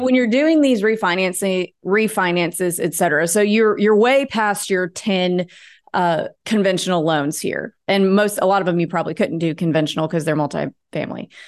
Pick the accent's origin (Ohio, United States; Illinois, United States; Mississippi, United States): Mississippi, United States; North; I grew up in North Mississippi